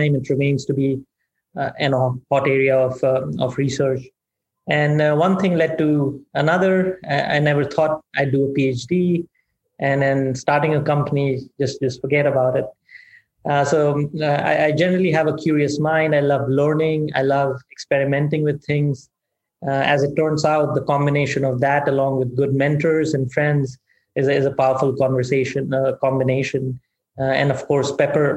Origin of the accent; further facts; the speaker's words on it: India; moved away as an adult; now in United States; I grew up in India, humble background